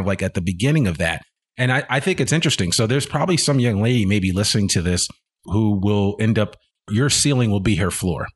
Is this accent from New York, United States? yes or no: yes; outside of New York City, United States; moved away as an adult; also born or lived in Richmond, Virginia / Washington, D.C.; now in Arkansas, United States; born in Richmond, Virginia, but I grew up outside of New York City